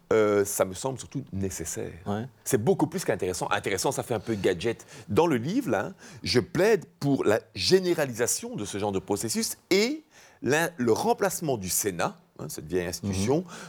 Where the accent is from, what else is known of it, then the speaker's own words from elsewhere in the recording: Charleroi, Wallonia, Belgium; je viens de Charleroi